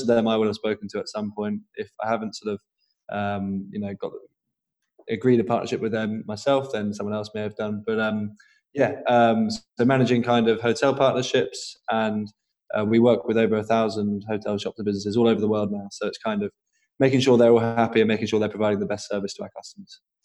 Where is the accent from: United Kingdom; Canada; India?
United Kingdom; Norwich, East of England; I'm from Norwich originally